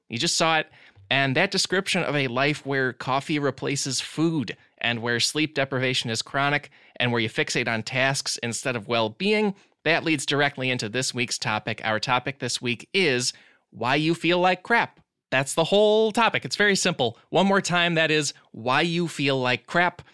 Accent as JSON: {"language": "English", "town": "Glen Ellyn", "region": "Illinois", "country": "United States", "tie": "born or raised there", "said": "I hail from Glen Ellen, Illinois. It is outside of Chicago. That was sort of my center of the world in terms of comedy, especially growing up."}